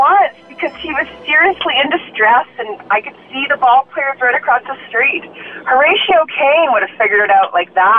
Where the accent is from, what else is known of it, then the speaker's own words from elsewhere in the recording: Moose Jaw, Saskatchewan, Canada; moved away; And I'm from Moose Jaw.